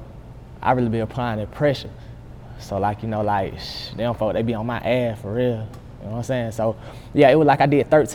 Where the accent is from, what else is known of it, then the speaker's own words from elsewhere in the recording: Columbus, Georgia, United States; moved away as an adult; also born or lived in Stewart, Georgia; now in Atlanta, United States; I'm from Columbia, Georgia.